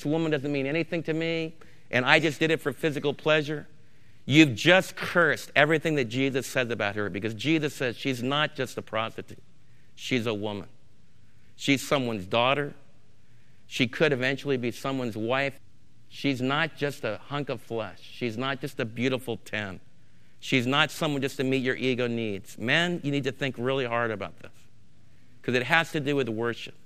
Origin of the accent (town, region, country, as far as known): United States